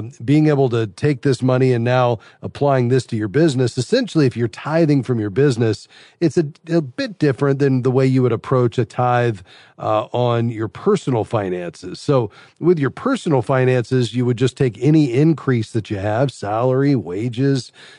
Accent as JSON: {"language": "English", "town": "Fort Lauderdale", "region": "Florida", "country": "United States", "tie": "born or raised there", "said": "my hometown, Fort Lauderdale, Florida"}